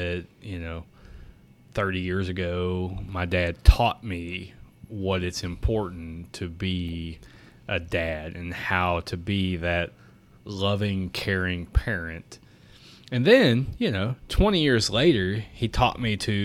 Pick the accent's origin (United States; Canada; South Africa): United States; Southern Indiana; I have been born and raised in Southern Indiana.